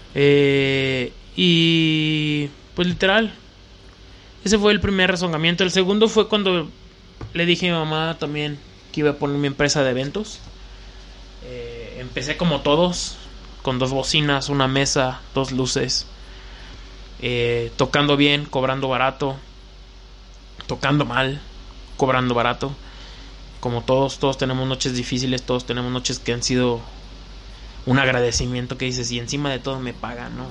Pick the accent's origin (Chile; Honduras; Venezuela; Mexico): Mexico; León, Guanajuato; soy de León, Guanajuato